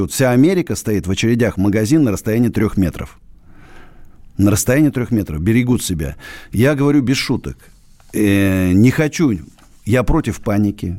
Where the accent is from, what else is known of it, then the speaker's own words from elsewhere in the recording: Russia; Я родился в России, буду жить в России, умру в России